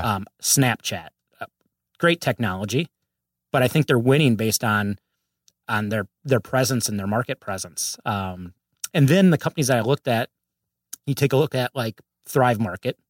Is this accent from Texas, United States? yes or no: no; Minnesota, United States; moved away as an adult; now in Los Angeles, United States; grew up, uh, and raised in Minnesota. And, uh, I've been out there for about forty years